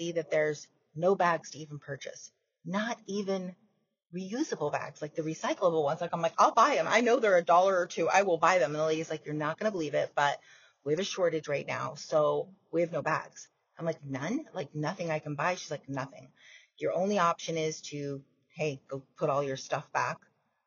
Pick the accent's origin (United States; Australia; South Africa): United States; also born or lived in Canada; I'm American.